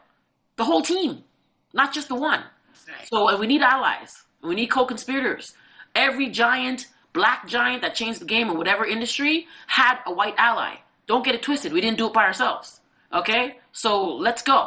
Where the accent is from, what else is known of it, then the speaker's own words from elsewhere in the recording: Toronto, Ontario, Canada; I'm born at Mount Sinai. I'm Canadian. I am Canadian, actually.